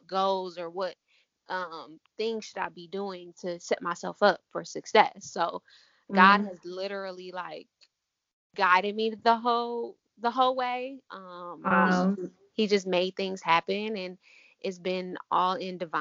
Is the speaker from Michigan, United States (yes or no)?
yes; Ann Arbor, Michigan, United States; I'm from Ann Arbor, Michigan, so we have Aveda right downtown Ann Arbor